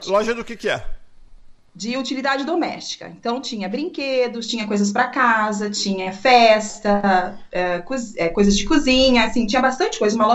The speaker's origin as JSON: {"language": "Portuguese", "town": "Americana", "region": "São Paulo", "country": "Brazil", "tie": "born or raised there", "moved": "as an adult", "lives_now": "Bridgeport, United States", "said": "Bom, é, eu sou de Americana, São Paulo"}